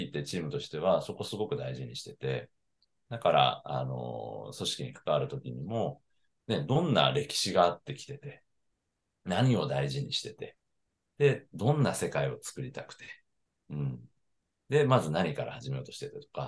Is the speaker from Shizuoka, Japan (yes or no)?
no; Higashimurayama, Tokyo, Japan; moved away as an adult; now in Kagoshima, Japan; 出身はね、東京なんですよ。東京の東村山というところから来て